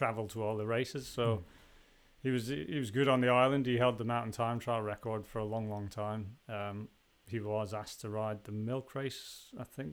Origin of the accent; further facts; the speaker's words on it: Canada; also born or lived in Isle of Man; I was born on the island and then moved to Canada when I was 4 years old